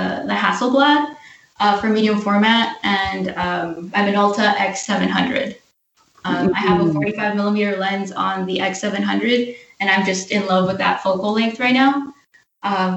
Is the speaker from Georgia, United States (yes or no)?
no; Los Angeles, California, United States; I am from La La Land, the City of Angels, Los Angeles, California.